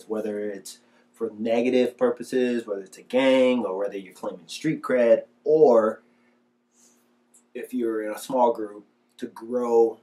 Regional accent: Detroit, Michigan, United States; growing up in Michigan

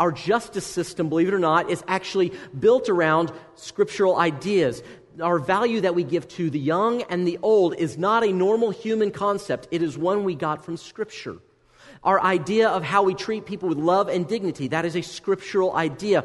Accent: United States; as an American

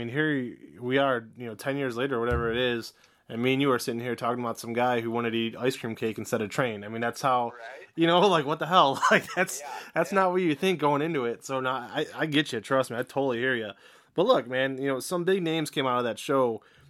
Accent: Northeast Ohio, United States; I'm from Northeast Ohio

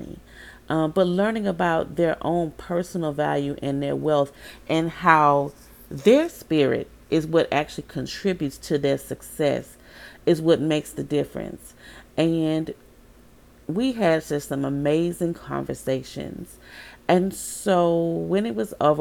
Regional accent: Baton Rouge, Louisiana, United States; moved away; my hometown

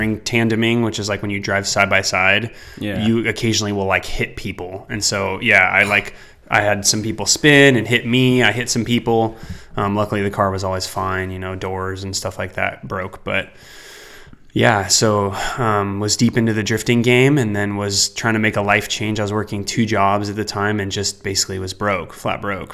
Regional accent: Fairfield, California, United States; also born or lived in Walnut Creek, California / Benicia, California; I was born in Walnut Creek, but I lived most of my life in Fairfield, California

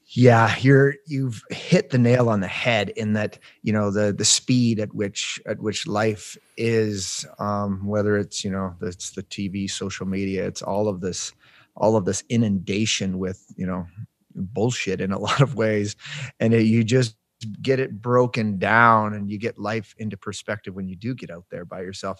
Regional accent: Palmerston, Ontario, Canada; moved away as an adult; now in Yukon, Canada; I grew up in Ontario, kind of rural farm country living. Um, I grew up in a small town called Palmerston.

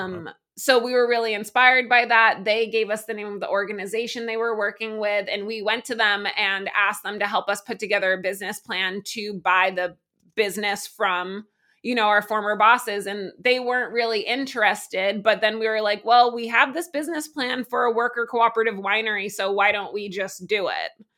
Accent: Massachusetts, United States; also born or lived in New York City; now in Vermont, United States; I am originally from Massachusetts, uh, but I, you know, became a human being in New York City

